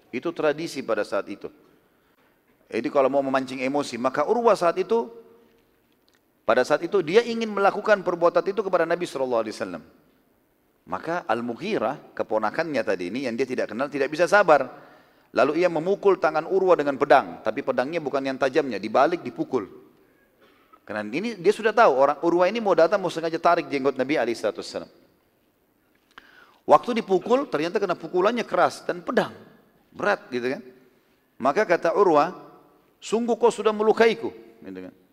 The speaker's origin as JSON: {"language": "Indonesian", "region": "South Sulawesi", "country": "Indonesia", "said": "Alhamdulillah saya dari Sulawesi Selatan, dan saya banyak orang Bugis."}